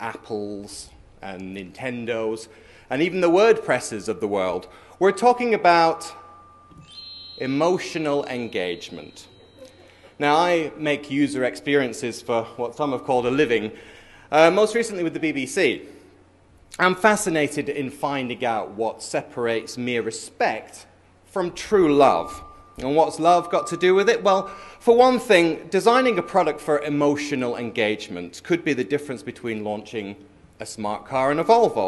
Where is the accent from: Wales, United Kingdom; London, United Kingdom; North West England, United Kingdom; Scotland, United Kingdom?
London, United Kingdom; I'm from London.